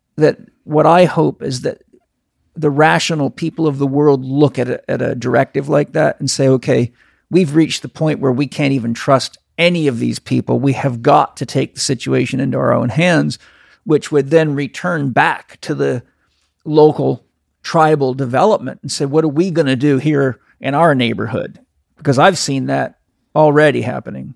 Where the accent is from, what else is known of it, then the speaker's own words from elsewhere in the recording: Canada; moved away; I grew up in Canada.